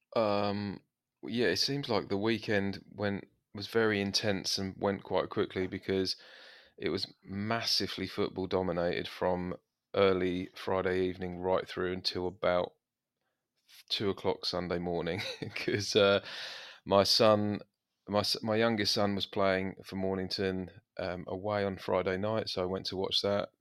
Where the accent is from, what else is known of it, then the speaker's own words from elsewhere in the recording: England, United Kingdom; we're English